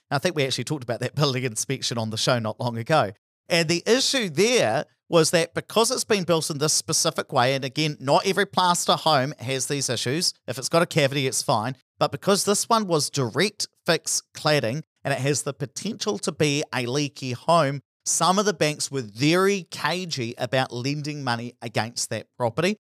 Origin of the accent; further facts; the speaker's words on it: Hawera, Taranaki, New Zealand; my hometown of Harbido, which was very reliant on dairy